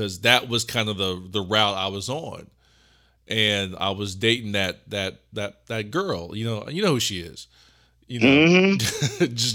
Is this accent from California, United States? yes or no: no; Ohio, United States; we're from Ohio, and we both worked at the same job